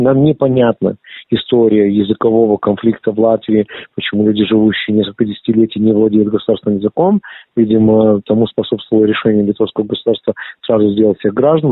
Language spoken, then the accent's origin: Russian; Lithuania; first language Russian; Я литовский еврей и очень этому горжусь